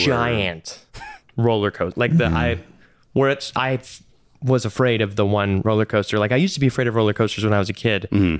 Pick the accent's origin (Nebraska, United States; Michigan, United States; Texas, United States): Texas, United States; Dallas; moved away; that was the theme park I grew up going to because I grew up in Dallas.